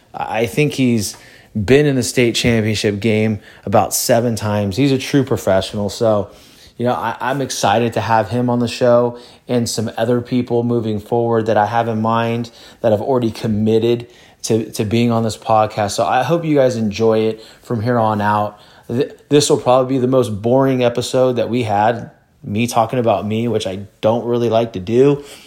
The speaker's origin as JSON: {"language": "English", "region": "California", "country": "United States", "tie": "born or raised there", "also_born_or_lived": "Louisiana", "said": "I grew up in California"}